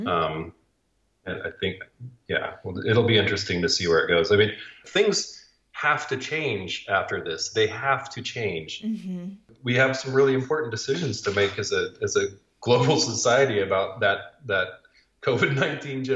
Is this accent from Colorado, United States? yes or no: no; Laramie, Wyoming, United States; moved away as an adult; also born or lived in South Dakota; I was born and raised in Laramie, Wyoming, which is a little college town that's about 2 hours north of Denver, and grew up doing very Wyoming things